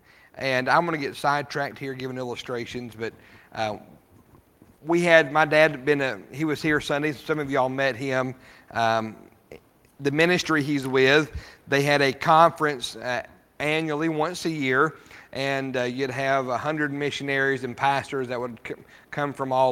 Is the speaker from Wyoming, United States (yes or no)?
yes; Rawlins, Wyoming, United States; Growing up in Wyoming, we lived in Rawlins, Wyoming